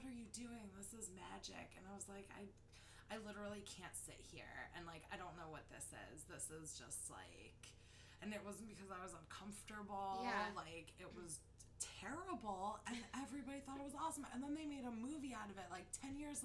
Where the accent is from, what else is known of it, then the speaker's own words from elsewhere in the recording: Ohio, United States; I'm from Ohio